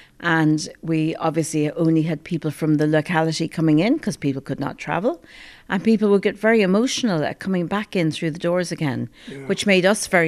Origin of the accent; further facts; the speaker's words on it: Ballymaloe House, East Cork, Munster, Ireland; I was born and bred in Ballymaloe House, so I've always been here.